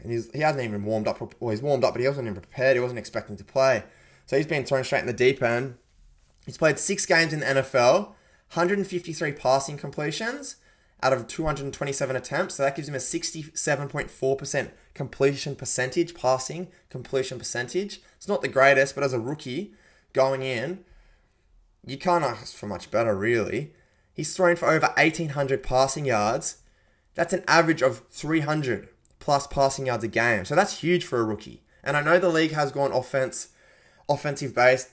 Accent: Penrith, New South Wales, Australia; born and bred in the West, mate. Was born in Penrith

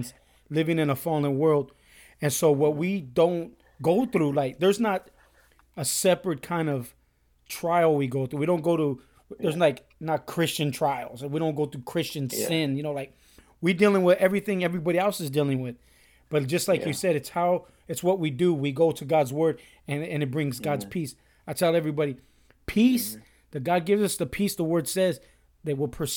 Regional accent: Norwalk, California, United States; I grew up in Norwalk, California, just right next door to you guys

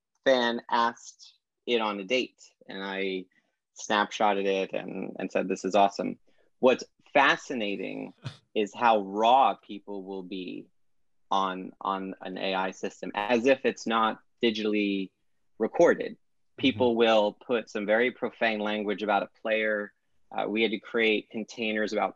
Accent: New York City, New York, United States; I grew up in Brooklyn

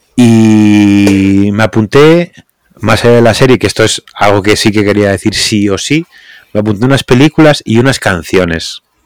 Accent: Asturias, Spain; somos asturianos

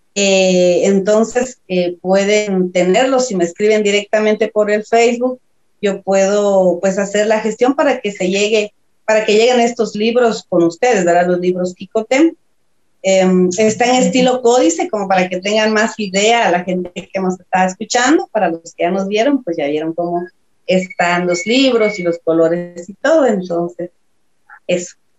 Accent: San Juan Comalapa, Chimaltenango, Guatemala; Soy de Chichot, de San Juan Comalapa, de un pueblo maya caquiquel

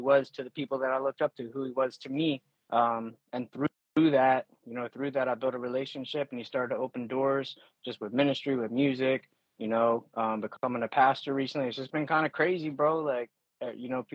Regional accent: York, Pennsylvania, United States; born and raised in York, Pennsylvania, currently still live here.

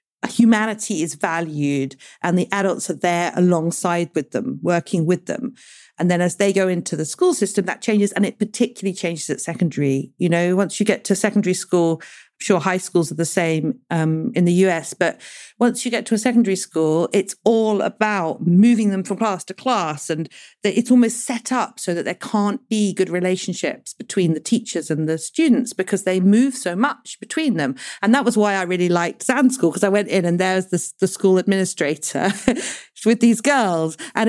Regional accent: United Kingdom; we voted in the UK to leave the European Union, which meant that before 2016, we all had the right as British people to go and live and work anywhere in Europe.

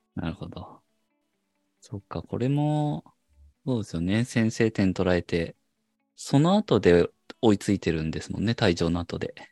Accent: Japan; 我々日本人サポーター

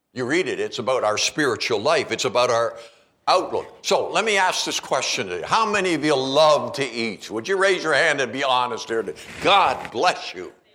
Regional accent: Canada; also born or lived in Calgary / Seattle area; now in Kalispell, United States; growing up in Canada

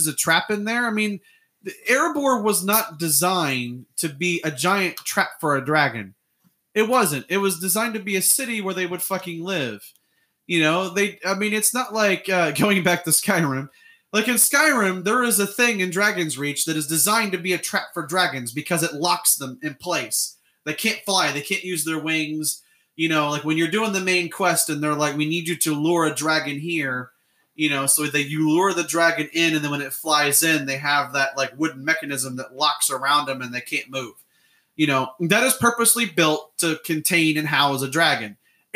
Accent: United States; we're from America. We're not that good with accents

